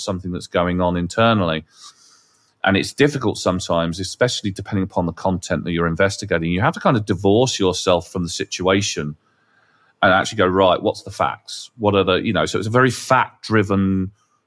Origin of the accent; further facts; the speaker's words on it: England, United Kingdom; we're English